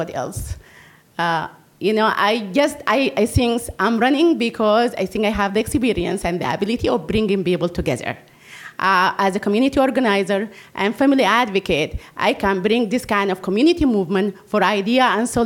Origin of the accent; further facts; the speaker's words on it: Sudan; also born or lived in Virginia; now in Iowa City, United States; I came from Sudan 20 years ago